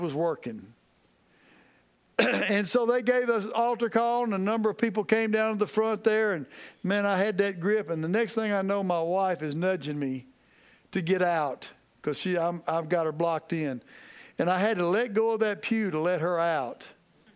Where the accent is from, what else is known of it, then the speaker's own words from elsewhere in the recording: Texas, United States; moved away as an adult; now in Louisiana, United States; Now I live in Louisiana, okay, but I'm a Texan. I was born in Texas, and I live as close to Texas as I can